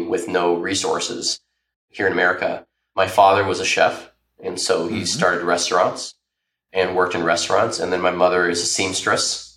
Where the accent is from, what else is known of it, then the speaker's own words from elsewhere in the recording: Tempe, Arizona, United States; I was born and raised in Tempe, Arizona